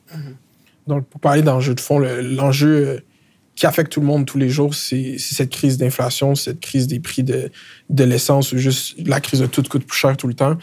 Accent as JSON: {"language": "French", "region": "Quebec", "country": "Canada", "said": "en tant qu'immigrant de deuxième génération, fièrement québécois"}